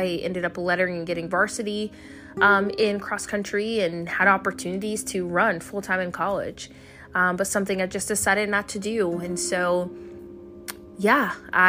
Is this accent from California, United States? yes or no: no; Fort Riley, Kansas, United States; born there; also born or lived in Germany; So I was born in Fort Riley, Kansas. It's a small town in Kansas. And both my parents were in the military. They were both Army. And so I spent my life all over the world.